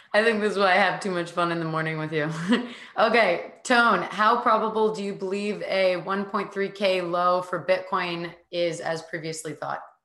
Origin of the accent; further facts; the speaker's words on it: United States; as an American